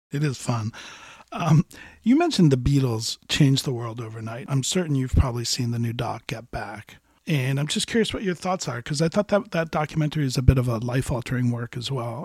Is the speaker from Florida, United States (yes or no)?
yes; Miami, Florida, United States; my hometown